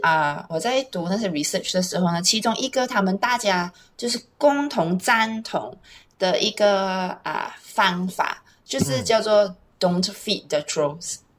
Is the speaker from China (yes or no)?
no; Malaysia; 我们虽然是马来西亚人，可是我们是马来西亚华人啊